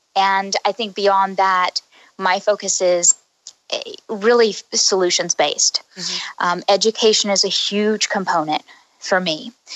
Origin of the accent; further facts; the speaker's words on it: Oklahoma, United States; moved away as an adult; also born or lived in Houston; now in Boston, United States; I'm from Oklahoma. Um, I was raised there.